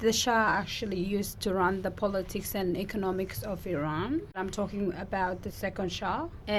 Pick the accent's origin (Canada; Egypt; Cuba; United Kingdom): Egypt; because I'm coming from Egypt myself